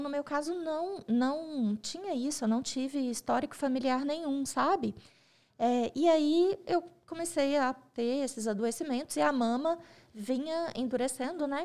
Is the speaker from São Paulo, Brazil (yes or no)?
no; Coronel Fabriciano, Minas Gerais, Brazil; moved away as an adult; now in Belo Horizonte, Brazil; eu sou nascida em Coronel Fabriciano, mineira do interior